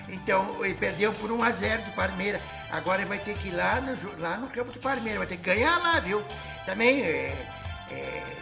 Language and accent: Portuguese; Pelotas, Rio Grande do Sul, Brazil; Ah, meu time, eu sou lá de Pelotas, né?